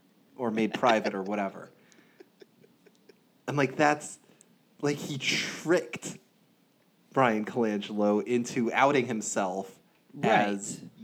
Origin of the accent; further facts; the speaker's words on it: United States; as a first-generation American, I proudly tell people I'm American. If you ask where I'm from America.